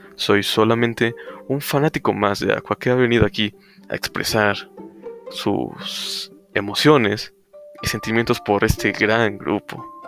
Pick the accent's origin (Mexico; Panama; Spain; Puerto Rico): Mexico; yo soy mexicano